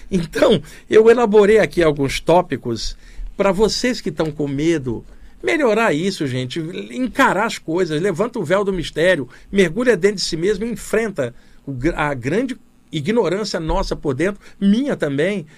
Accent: Rio de Janeiro, Brazil; moved away as an adult; now in São Paulo, Brazil; Cresci no Rio de Janeiro, cidade grande, vivi até os 28 anos lá e depois me mudei para São Paulo. Estou aqui há 33 anos, aqui em São Paulo.

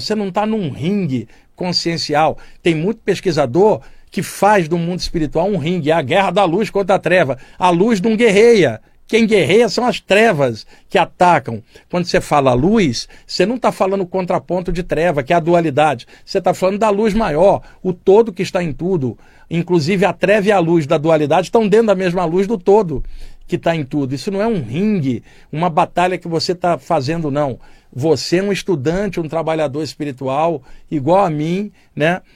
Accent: Baixada Fluminense, Rio de Janeiro, Brazil; da minha infância na Baixada Fluminense

